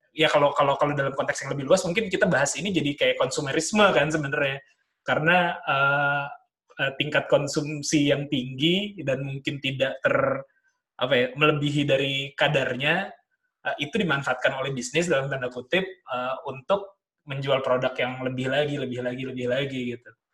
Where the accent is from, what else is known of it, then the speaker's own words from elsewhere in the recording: Jakarta, Indonesia; moved away as an adult; also born or lived in Bandung; gua besar di Jakarta